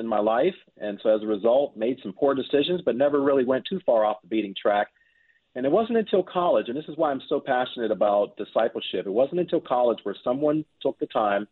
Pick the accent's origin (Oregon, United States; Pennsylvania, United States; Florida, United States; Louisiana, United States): Pennsylvania, United States; Pittsburgh; moved away; I am originally from Pittsburgh, Pennsylvania, and I grew up in a loving Christian home